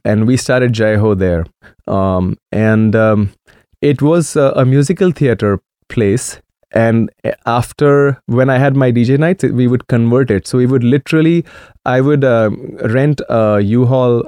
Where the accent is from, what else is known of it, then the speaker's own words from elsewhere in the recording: Maharashtra, India; first language Marathi; English is a second language; now in Portland, United States; when I was growing up in India, my dad's salary was like seven dollars a month